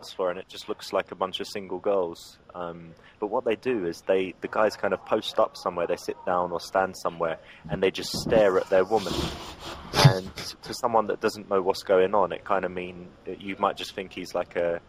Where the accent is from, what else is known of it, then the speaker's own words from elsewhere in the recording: England, United Kingdom; accent: English; I'm English.